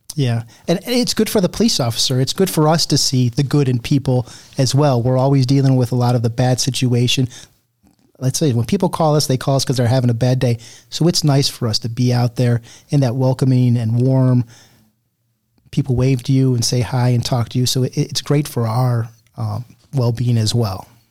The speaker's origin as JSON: {"language": "English", "area": "Cuyahoga County", "region": "Ohio", "country": "United States", "tie": "born or raised there", "lives_now": "Elyria, United States", "said": "I didn't grow up around here. I grew up actually in Cuyahoga County"}